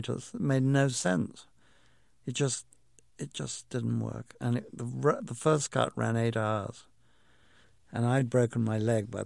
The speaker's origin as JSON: {"language": "English", "region": "England", "country": "United Kingdom", "tie": "born or raised there", "said": "I grew up with in England"}